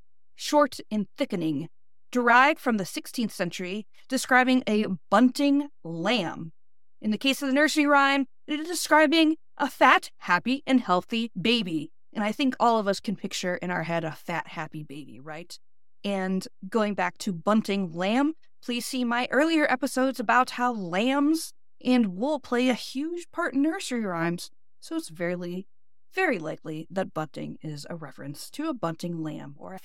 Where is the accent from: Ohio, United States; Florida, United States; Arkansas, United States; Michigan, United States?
Ohio, United States; Northeast; accent: flat Midwestern, Northeast Ohio; my Northeast Ohio accent